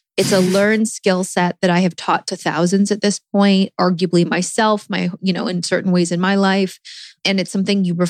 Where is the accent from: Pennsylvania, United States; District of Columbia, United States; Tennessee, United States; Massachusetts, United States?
District of Columbia, United States; Washington; moved away; also born or lived in New York / Los Angeles; I am from Washington, D.C., have been in New York and L.A.